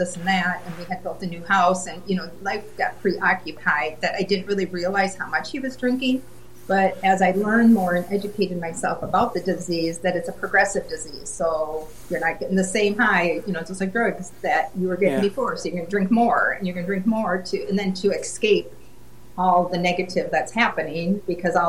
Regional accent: Minnesota, United States; moved away as an adult; now in Indiana, United States; I'm originally from Minnesota and moved here in 19, 97, I guess it was.

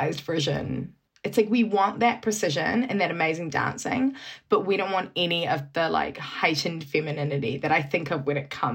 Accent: New Zealand; moved away; growing up in New Zealand

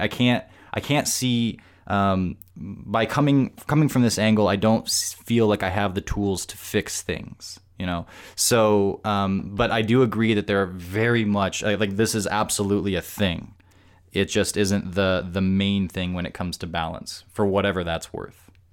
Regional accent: Tucson, Arizona, United States; here in my hometown, Tucson

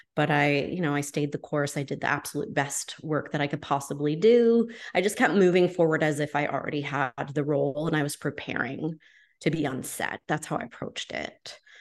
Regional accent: New Hampshire, United States; I'm from New Hampshire

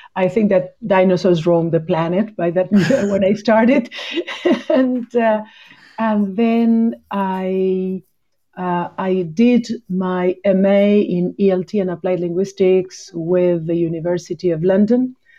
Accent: Punta Alta, Buenos Aires Province, Argentina; English is a second language; also born or lived in Bahia Blanca; I am originally from a city in the south of the province of Buenos Aires called Punta Alta

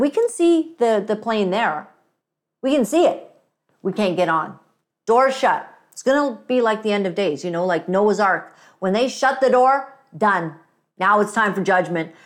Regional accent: Uganda; moved away; I'm African. I was born in Uganda

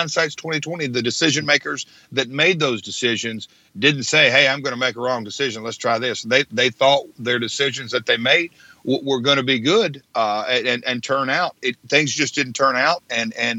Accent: Nashville, Tennessee, United States; I'm from Nashville

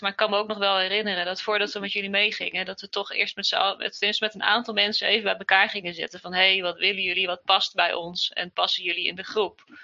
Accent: Groningen, Netherlands; ik ben eh, noorden van het land, Groningen.

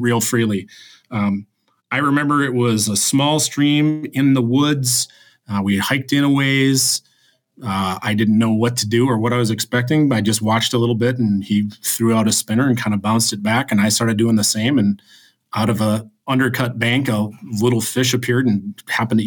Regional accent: Kellogg, Minnesota, United States; I grew up in Kellogg, Minnesota, which is obviously Mississippi River country.

